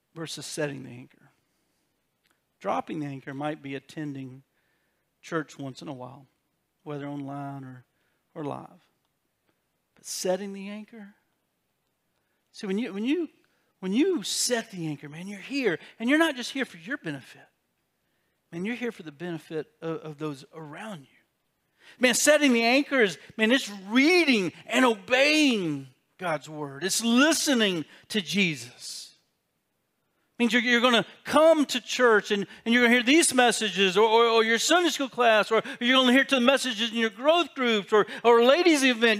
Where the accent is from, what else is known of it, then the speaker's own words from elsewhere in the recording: South Carolina, United States; I got a South Carolina education